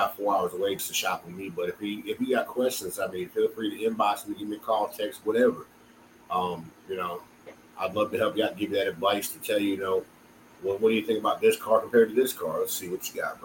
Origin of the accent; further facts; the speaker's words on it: South Florida, United States; now in Valdosta, United States; I grew up in South Florida.